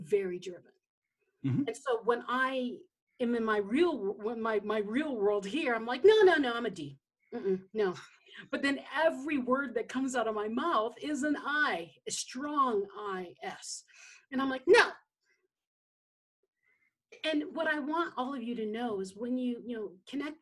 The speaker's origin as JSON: {"language": "English", "country": "Philippines", "tie": "born or raised there", "said": "I grew up in the Philippines"}